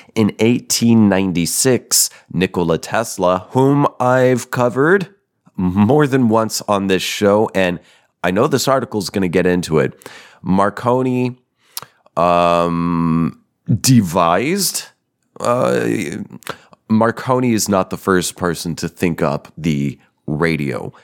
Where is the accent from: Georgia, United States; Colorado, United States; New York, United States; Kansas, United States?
Colorado, United States; Denver; moved away; I'm a Colorado baby, born and partially raised. Yep, I'm from Denver.